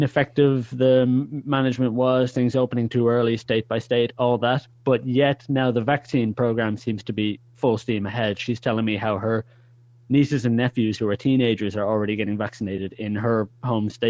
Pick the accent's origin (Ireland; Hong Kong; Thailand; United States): Ireland; Dublin, Leinster; moved away as an adult; also born or lived in Netherlands / Germany; now in Haarlem, Netherlands; I'm originally from Ireland. So Dubliner